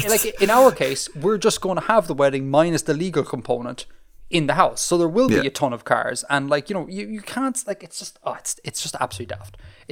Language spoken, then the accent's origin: English; Saudi Arabia; born there; I was not born in Ireland. As you know, Bill, I was born in Saudi Arabia.